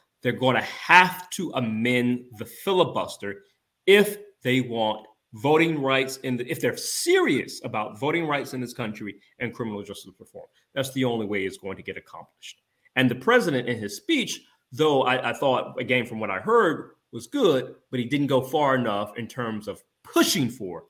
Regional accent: Georgia, United States; my home state of Georgia

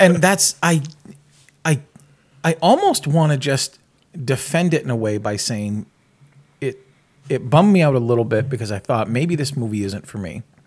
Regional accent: New England, United States; I grew up in New England

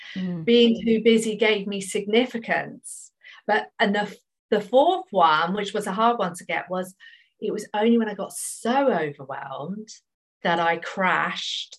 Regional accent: United Kingdom; I'm British

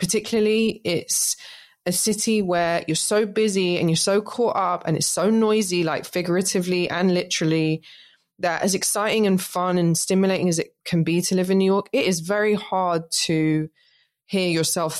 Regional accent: London, United Kingdom; I grew up in London

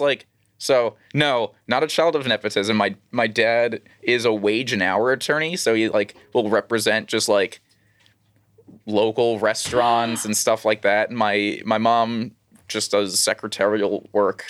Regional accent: New York City, New York, United States; also born or lived in Long Island; the first, like, twelve years of my life were in Queens.

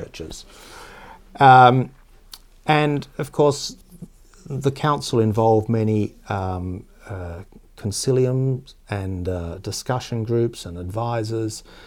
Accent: Tasmania, Australia; I grew up in Tasmania, which is the southernmost state of Australia

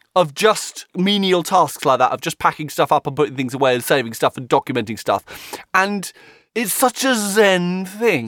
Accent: United Kingdom; as a Brit

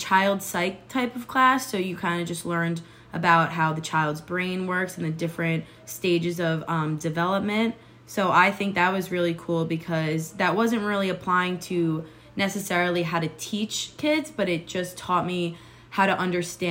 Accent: Long Island, New York, United States; moved away; I plan on moving back to New York. I'm from Long Island

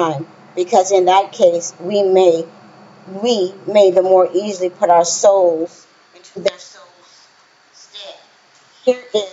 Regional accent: Louisiana, United States; I'm from Louisiana, I'm Creole

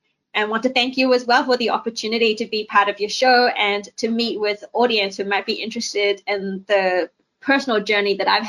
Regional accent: New Zealand; moved away as an adult; also born or lived in New York / London; now in Hong Kong; I was born in Hong Kong and I grew up in New Zealand when I was about 5. And I spent some time in overseas as well, in Hong Kong, in New York, and London. And then I returned to Hong Kong a couple of years ago

